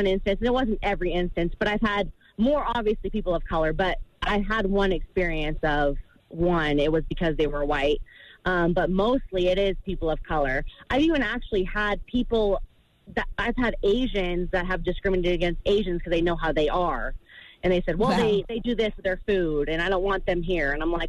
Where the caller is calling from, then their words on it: Las Vegas, Nevada, United States; I'm calling from Las Vegas.